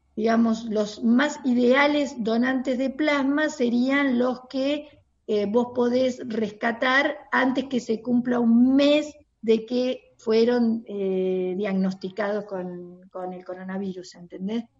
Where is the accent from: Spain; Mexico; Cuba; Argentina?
Argentina